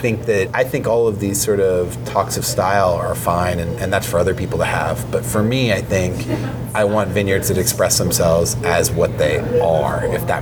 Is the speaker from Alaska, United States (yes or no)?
no; California, United States; For me, I think I'm not apologetic about being Californian, far from it.